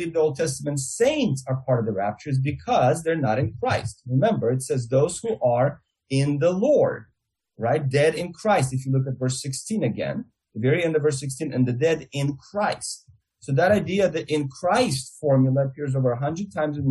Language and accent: English; Russia; accent: Russian; my Russian accent